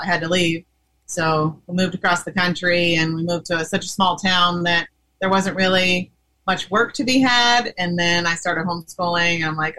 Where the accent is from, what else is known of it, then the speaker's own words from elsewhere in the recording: Southern Indiana, United States; moved away; Same central town, but we lived in like in the outskirts. We're on separate sides of the town, but we grew up in the same town.